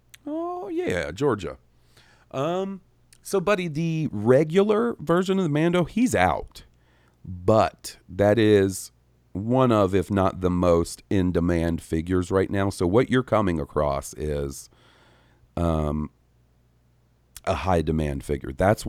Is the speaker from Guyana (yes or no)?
no; Winnipeg, Manitoba, Canada; my hometown of Winnipeg, Manitoba.